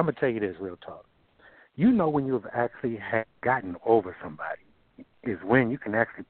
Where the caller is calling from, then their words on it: Baltimore, Maryland, United States; I'm calling from Baltimore, Maryland this day